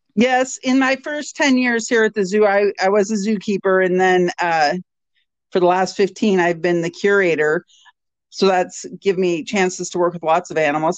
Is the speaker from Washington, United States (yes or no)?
yes; Washington, United States; moved away as an adult; now in Alaska, United States; I'm from Washington State